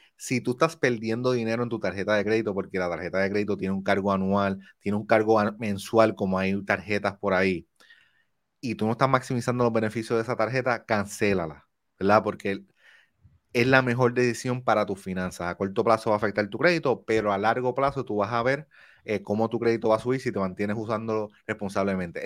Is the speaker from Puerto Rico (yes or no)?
yes; Puerto Rico; now in New Jersey, United States; yo soy de Manatizo, yo soy isla